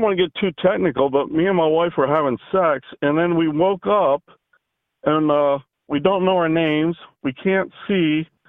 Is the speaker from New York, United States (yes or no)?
no; Dover, Pennsylvania, United States; now in Port St. Lucie, United States; From Dover, Pennsylvania.